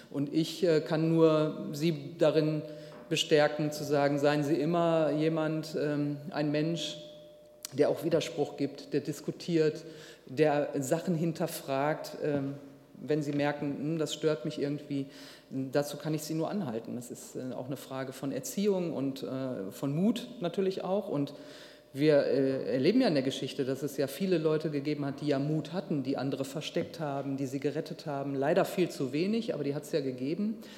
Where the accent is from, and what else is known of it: Duisburg, North Rhine-Westphalia, Germany